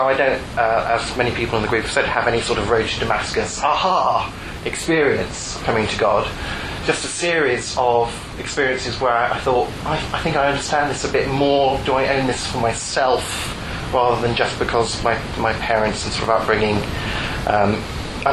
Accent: Portsmouth, South East England, United Kingdom; 1974, on a dark and stormy night, I was born in Portsmouth.

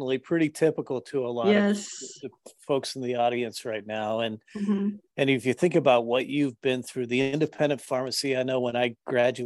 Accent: North Carolina, United States; my home state, North Carolina

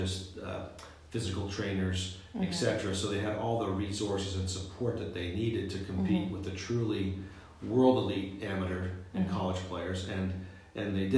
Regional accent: Ottawa Valley, Ontario, Canada; moved away; the Ottawa Valley, which is where I'm from in Canada

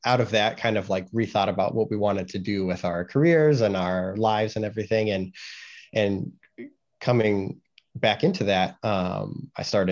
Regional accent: Carmel, Indiana, United States; moved away; also born or lived in Los Angeles, California; moved to the Midwest, lived in Indiana, most of my life

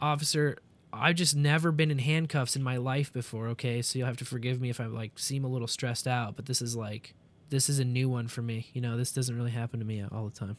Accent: Kansas City, Missouri, United States; also born or lived in Columbia, Missouri; going back to my college town from my hometown, Kansas City, Columbia.

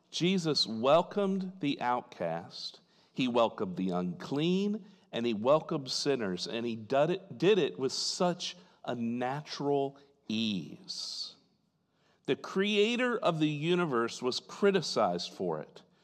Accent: Fort Wayne, Indiana, United States; In my hometown in Fort Wayne, Indiana

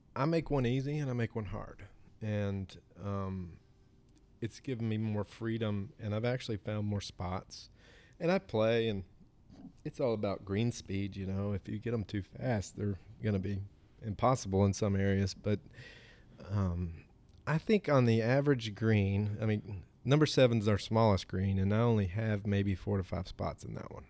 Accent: Sequatchie County, Tennessee, United States; moved away as an adult; also born or lived in Pinehurst, North Carolina / Florida; I grew up here. Um, I grew up in Squatchy County, went to Squatchy County High School.

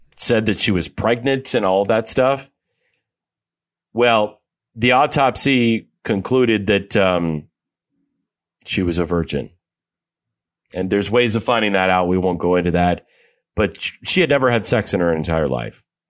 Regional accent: Iowa, United States; she actually relocated to my home state, which I was shocked to find this out, of Iowa.

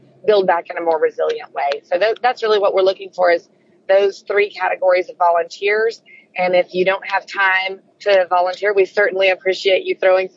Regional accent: Alabama, United States; moved away; also born or lived in New York; I'm originally from Alabama, so as a Southerner

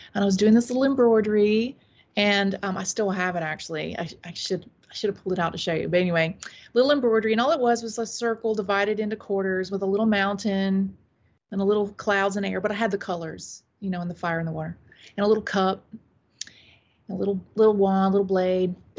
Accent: Taylors, South Carolina, United States; also born or lived in Saudi Arabia; now in Greenville, North Carolina, United States; I was raised mostly in Taylor, South Carolina

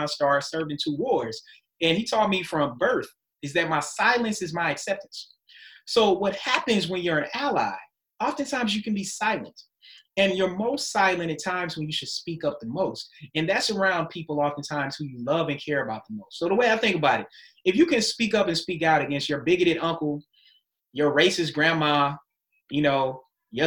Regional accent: United States; also born or lived in Germany / Maryland; we were Americans. I mean, we were Americans first, and we were Black Americans

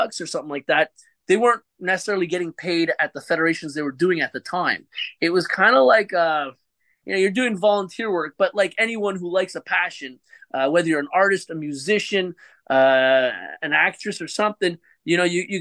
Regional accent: Montreal, Quebec, Canada; first language English; I am from Canada.

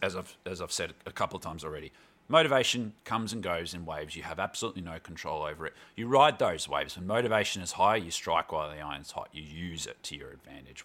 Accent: Melbourne, Victoria, Australia; moved away as an adult; also born or lived in Glasgow / Canberra; wasn't born in Melbourne, but, um, spent most of my life growing up in Melbourne.

